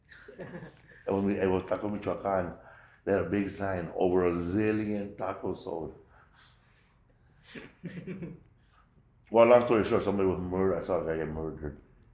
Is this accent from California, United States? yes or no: yes; Los Angeles, California, United States; I grew up right there, Pico Aliso. But I grew up in Pico Gardens, the 4th Street side by Pico and Glass